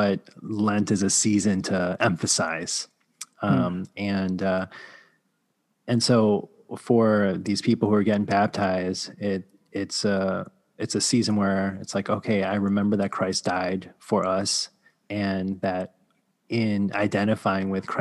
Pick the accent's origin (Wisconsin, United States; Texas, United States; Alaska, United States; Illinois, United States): Wisconsin, United States; Milwaukee; I grew up in Milwaukee